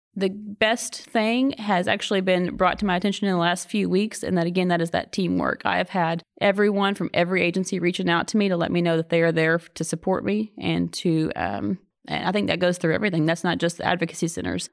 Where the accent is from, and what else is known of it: Oklahoma, United States; accent: Oklahoma